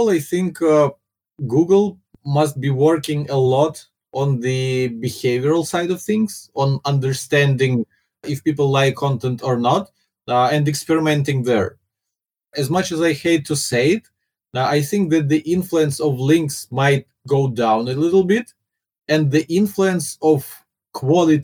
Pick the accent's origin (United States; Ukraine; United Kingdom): Ukraine; first language Russian; English is a second language; moved away as an adult; now in Singapore; my first language is Russian